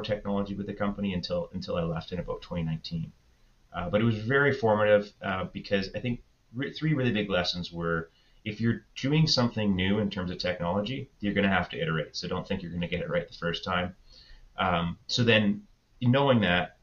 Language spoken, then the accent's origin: English; Victoria, British Columbia, Canada; also born or lived in Calgary; I grew up in Victoria, so it was my hometown